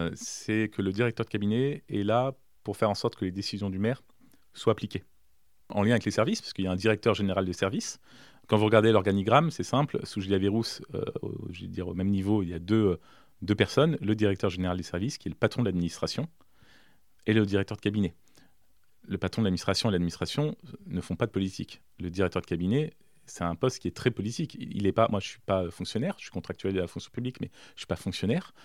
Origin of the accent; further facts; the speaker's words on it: Villedieu-sur-Indre, Centre-Val de Loire, France; also born or lived in south of France; j'ai grandi à Villedieu